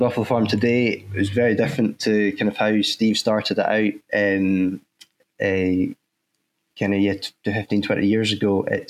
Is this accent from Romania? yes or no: no; Crosshill, Scotland, United Kingdom; At home where I was brought up in Fife, and just outside next coal mining village in Cross Hill, we lived next to a farm, and I started working there when I was 14 years old